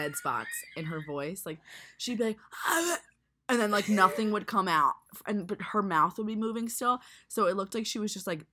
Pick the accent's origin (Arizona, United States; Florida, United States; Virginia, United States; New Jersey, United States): New Jersey, United States; Jersey Shore; I grew up in Jersey Shore